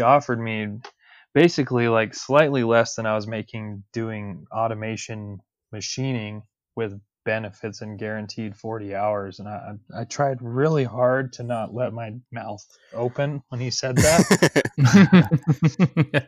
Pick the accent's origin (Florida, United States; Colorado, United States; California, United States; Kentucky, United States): Colorado, United States; Denver; I'm, I'm a Denver native. I was born and raised in Colorado